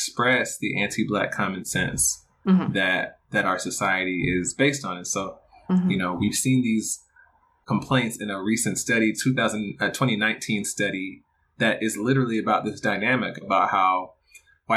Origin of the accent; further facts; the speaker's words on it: Stone Mountain, Georgia, United States; I grew up in Stone Mountain, Georgia, and I was a part of the DeKalb County school system